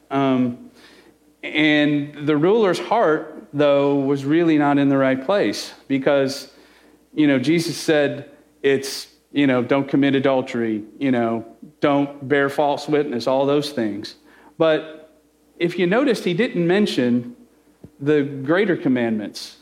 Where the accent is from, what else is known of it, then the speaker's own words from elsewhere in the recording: Chicago, Illinois, United States; I'm Italian, I'm from Chicago